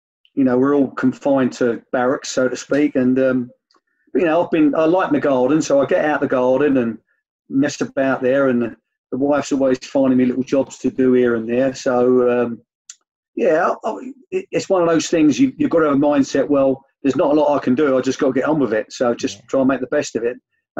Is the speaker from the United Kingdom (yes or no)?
yes; Bow, London, United Kingdom; I suppose it was to do with where I was brought up. I was brought up in Bow in East London.